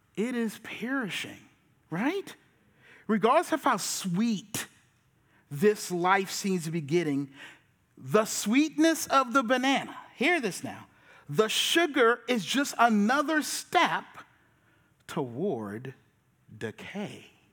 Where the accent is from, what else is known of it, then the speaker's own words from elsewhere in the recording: Charleston, South Carolina, United States; I'm from Charleston and I'm a pastor